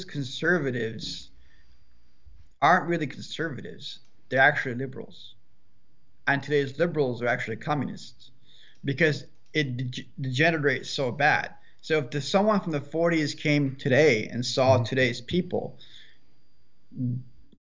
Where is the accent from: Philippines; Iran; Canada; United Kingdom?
Iran; now in United States; I was born there.